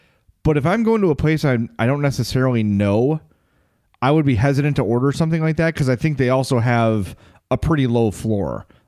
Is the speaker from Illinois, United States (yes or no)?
yes; Lombard, Illinois, United States; I only know this because growing up in Lombard, my high school did a story on it.